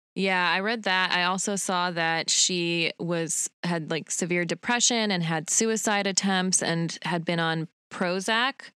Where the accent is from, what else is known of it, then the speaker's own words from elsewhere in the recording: Utah, United States; a lot of Mormon kids from when I grew up in Utah